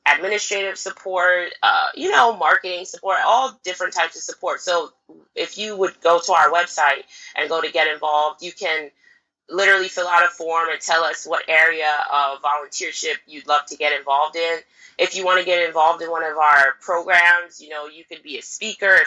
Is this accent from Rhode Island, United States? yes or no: no; California, United States; so I'm from California, but I want to go to Ghana this summer and do the entrepreneurship.